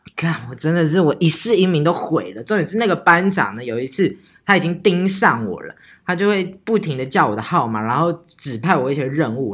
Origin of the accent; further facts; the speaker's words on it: Taichung, Taiwan; 我们北屯人。我跟你讲，我们台中人就是这样，霸气